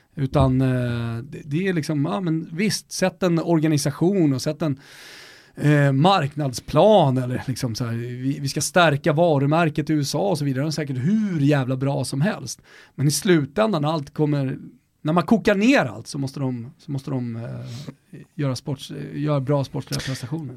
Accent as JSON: {"language": "Swedish", "town": "Stockholm", "region": "Stockholm County", "country": "Sweden", "said": "vi är från Stockholm"}